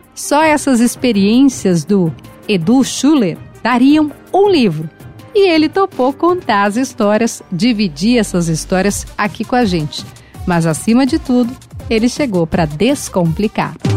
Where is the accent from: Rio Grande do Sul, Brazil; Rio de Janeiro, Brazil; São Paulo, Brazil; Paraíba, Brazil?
Rio Grande do Sul, Brazil; eu sou do Rio Grande do Sul